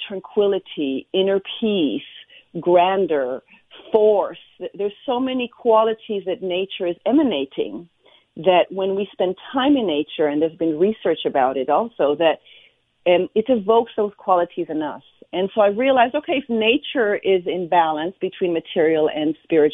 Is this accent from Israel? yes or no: yes; Israel; I was born and raised in Israel